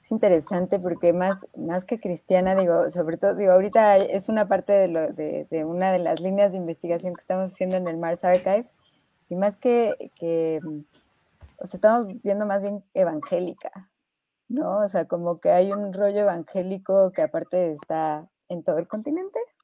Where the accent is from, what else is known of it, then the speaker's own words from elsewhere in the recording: Mexico; yo soy mexicana